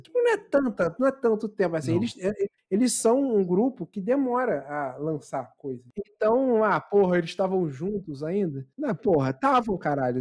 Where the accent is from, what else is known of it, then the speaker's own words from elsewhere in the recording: Baixada Fluminense, Rio de Janeiro, Brazil; Sou da Baixada